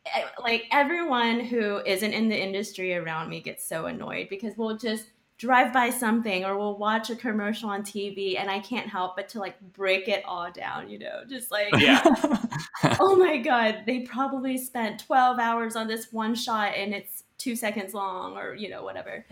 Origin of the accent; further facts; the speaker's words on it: Texas, United States; moved away as an adult; also born or lived in Austin; now in New York, United States; growing up in Texas